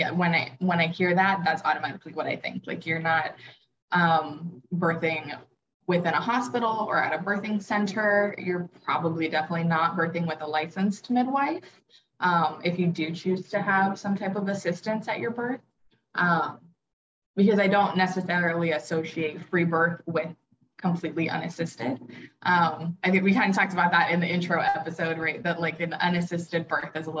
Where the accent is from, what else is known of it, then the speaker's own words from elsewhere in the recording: Oahu, Hawaii, United States; I was born and raised on Oahu in Hawaii